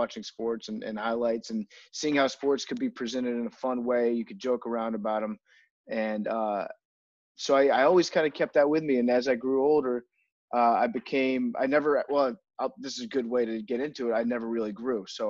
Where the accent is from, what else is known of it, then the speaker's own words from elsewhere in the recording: Fairfax County, Northern Virginia, United States; I am originally from Northern Virginia. I grew up in Fairfax County